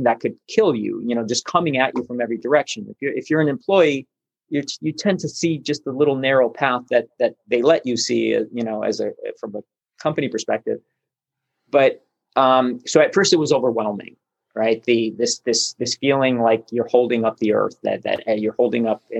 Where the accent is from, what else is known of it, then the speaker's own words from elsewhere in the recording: Buenos Aires, Argentina; now in Burbank, United States; I'm Argentinian. So I was born in Buenos Aires